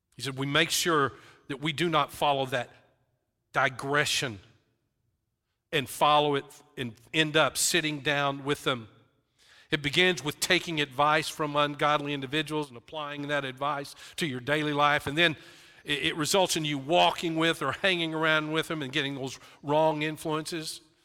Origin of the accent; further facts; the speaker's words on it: West Texas, United States; I grew up in West Texas